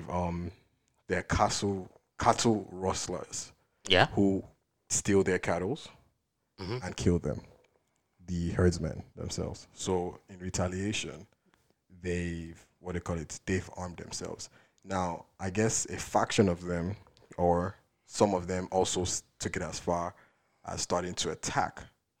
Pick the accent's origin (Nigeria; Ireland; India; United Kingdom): Nigeria; We're Nigerian first before anything else